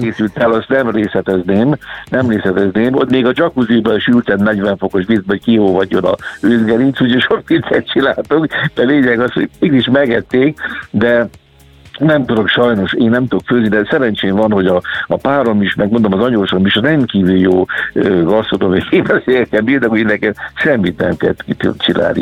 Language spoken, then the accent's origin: Hungarian; Somogy, Hungary; also born or lived in Kaposvár / Budapest; now in Keszthely area, Hungary; egykori szülőföldemtől távol, hiszen én Somogyi vagyok